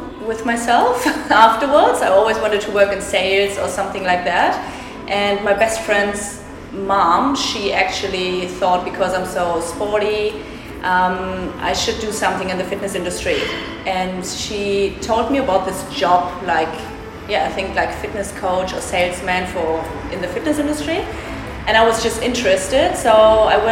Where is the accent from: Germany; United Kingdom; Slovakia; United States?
Germany; moved away as an adult; now in Perth, Australia; I come from Germany originally. I'm not Russian